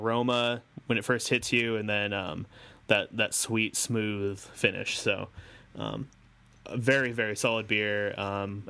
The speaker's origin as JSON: {"language": "English", "country": "United States", "said": "I'm an American"}